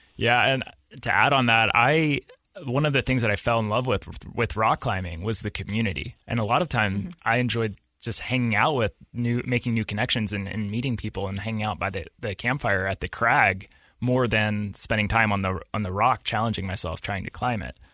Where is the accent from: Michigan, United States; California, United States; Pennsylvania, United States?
Pennsylvania, United States; Pittsburgh; moved away as an adult; now in Utah, United States; I grew up in Pittsburgh, Pennsylvania, and I moved out to Utah about six years ago.